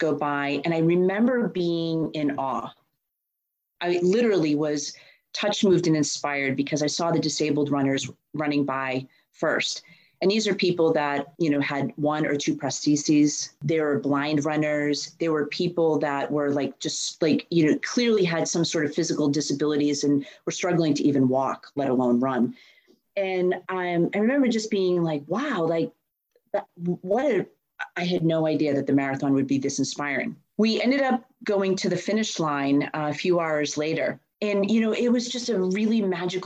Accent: Boston, Massachusetts, United States; And I'm born and raised in Boston. I know Boston like the back of my hand. I actually grew up in the suburbs

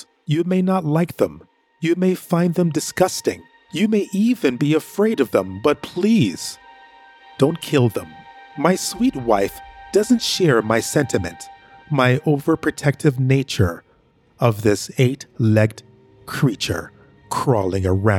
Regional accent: Jamaica; now in Canada; I'm originally from Jamaica.

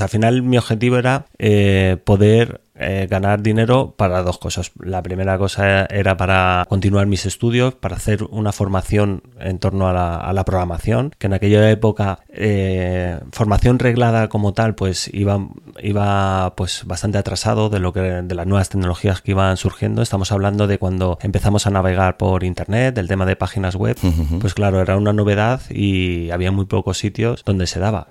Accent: Majadahonda, Community of Madrid, Spain; moved away as an adult; now in San Vicente del Raspeig, Spain; yo soy originario de, de Madrid, un pueblo de Madrid que se llama Majadahonda

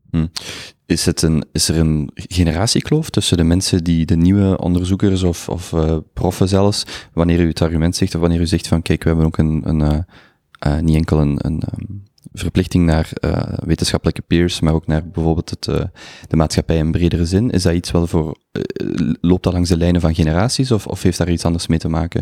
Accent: Limburg, Flanders, Belgium; voor een verre Limburger zoals ik

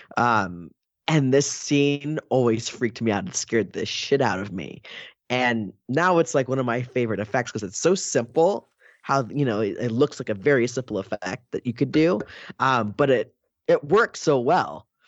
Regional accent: Oakland, California, United States; I'm from Oakland

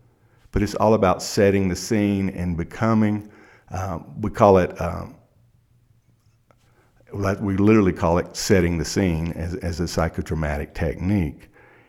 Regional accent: South Carolina, United States; Well, see, I grew up in South Carolina in a small town, and I'm 53 years old.

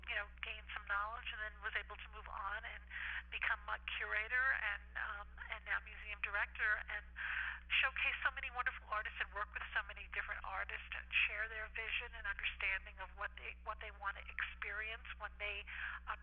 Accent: New York City, New York, United States; moved away as an adult; now in East Hampton, United States; I grew up in the Bronx, and I came out here in 1987

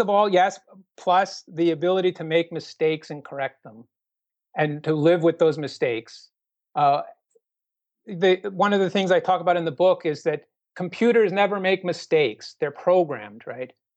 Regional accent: Minnesota, United States; also born or lived in Sydney, Australia; Minnesota because that's my home state

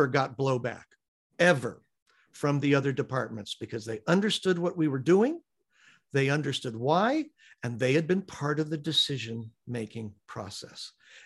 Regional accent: United States; I'm an American

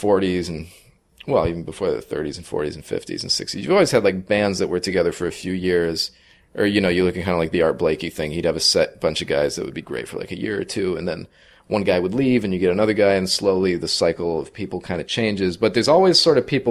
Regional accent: Agawam, Massachusetts, United States; moved away as an adult; also born or lived in Jersey City, New Jersey; I'm from Agawam, Massachusetts, in Western Massachusetts

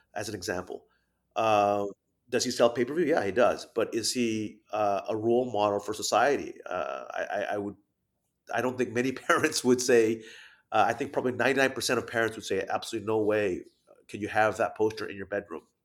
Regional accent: Thailand; moved away; I'm half Thai, half Japanese, even though I grew up in Thailand as a kid

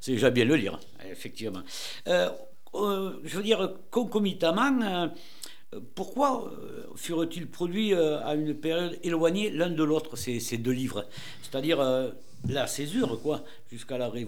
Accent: Agen, Nouvelle-Aquitaine, France; je suis d'Agen, moi, je suis né là-bas.

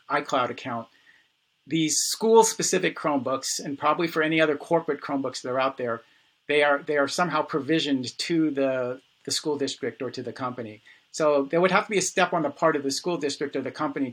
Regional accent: New York City, New York, United States; I was born in the Bronx

